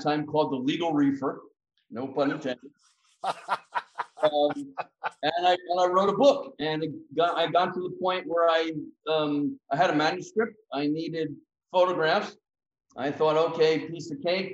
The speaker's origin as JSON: {"language": "English", "country": "United States", "said": "as an American"}